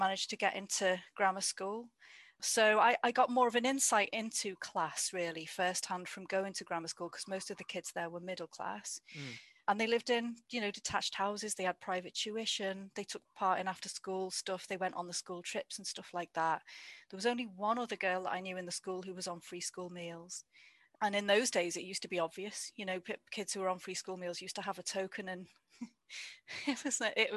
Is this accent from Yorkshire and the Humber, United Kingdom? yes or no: no; the Wirral, North West England, United Kingdom; moved away as an adult; also born or lived in Liverpool / Derby; now in Cheshire, United Kingdom; I grew up on the Wirral, which is in between sort of Liverpool, Wales